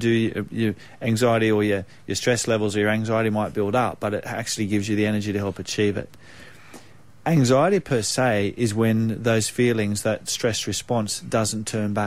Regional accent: Australia; I came back to my hometown of where I grew up at the lake

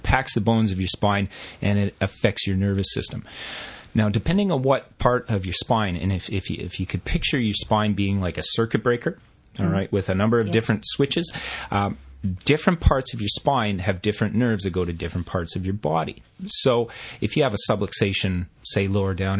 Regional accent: Canada; moved away as an adult; now in Australia; I studied it in my home country of Canada

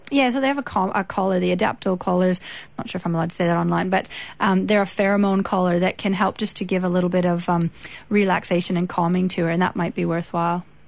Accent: Canada; accent: Canadian; also born or lived in Australia; now in Edgeworth, Australia; I was born in Canada, been in Australia most of the time since 2001

